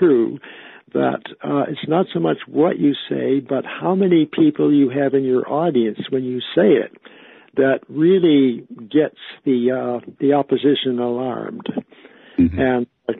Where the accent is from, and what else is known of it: Canada